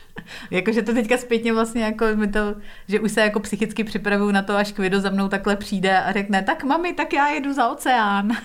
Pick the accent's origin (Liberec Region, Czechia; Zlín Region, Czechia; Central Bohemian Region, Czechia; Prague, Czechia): Prague, Czechia; moved away as an adult; also born or lived in England / United States; now in Czech Republic; já jsem vyrostla na sídláku v Písnici na Praze 4